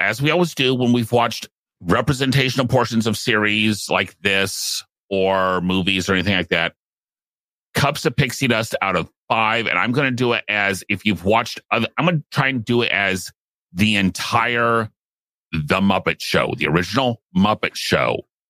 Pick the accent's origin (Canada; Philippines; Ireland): Ireland; it's maybe because I'm Irish.